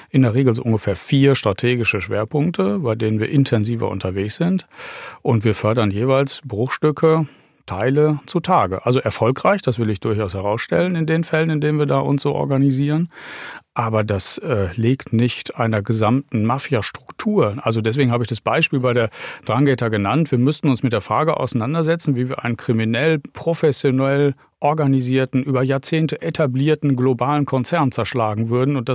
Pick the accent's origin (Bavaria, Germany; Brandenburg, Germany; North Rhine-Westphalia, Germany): North Rhine-Westphalia, Germany; und dann nehme ich mal mein Herkunftsland Nordrhein-Westfalen als größtes Bundesland auch ruhig mit raus